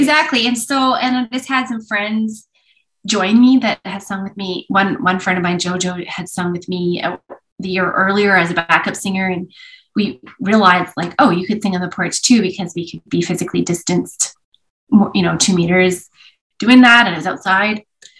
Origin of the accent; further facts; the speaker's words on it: Vancouver, British Columbia, Canada; born there; I was born in Vancouver.